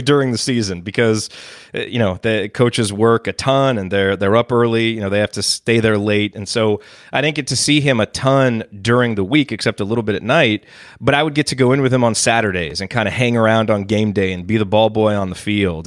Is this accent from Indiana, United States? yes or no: yes; Bloomington, Indiana, United States; moved away as an adult; now in Dallas, United States; And so I grew up in Bloomington